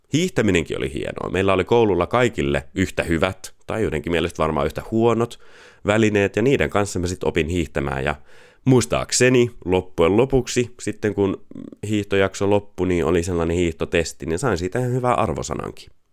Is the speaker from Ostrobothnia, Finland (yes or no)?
no; Pori, Satakunta, Finland; Pori on mun rakas kotikaupunki. Sieltä mä olen kotoisin ja siellä mun sydän on